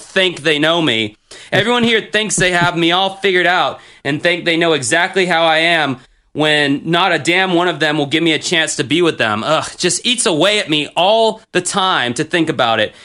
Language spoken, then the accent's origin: English; the South, United States; me growing up in the South